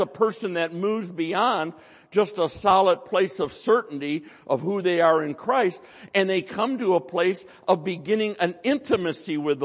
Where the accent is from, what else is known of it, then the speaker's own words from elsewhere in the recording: United States; we're American, most of us